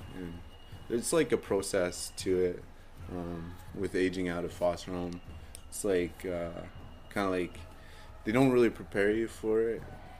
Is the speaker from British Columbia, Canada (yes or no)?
yes; Vancouver, British Columbia, Canada; I grew up in Vancouver. You know, I never really knew my culture or where I came from, right?